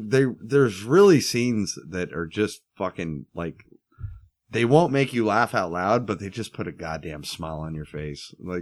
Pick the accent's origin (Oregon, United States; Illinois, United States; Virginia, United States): Oregon, United States; Portland; it's filmed in my home country, Portland, Oregon, outside of Portland a little bit.